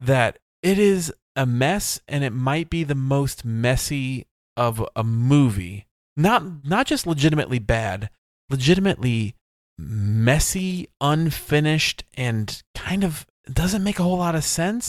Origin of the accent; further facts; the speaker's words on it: United States; I'm American